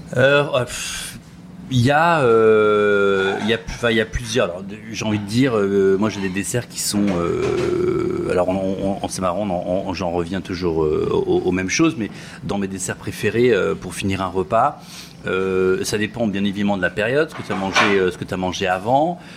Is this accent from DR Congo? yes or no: no; Brittany, France; je suis de Bretagne.